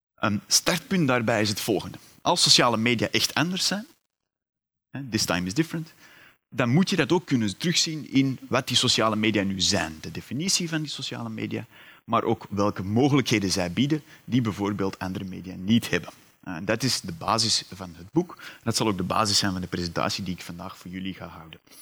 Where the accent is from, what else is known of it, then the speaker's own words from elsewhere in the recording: Antwerp, Flanders, Belgium; U hoort het, ik ben afkomstig uit Vlaanderen, uit Antwerpen meer bepaald.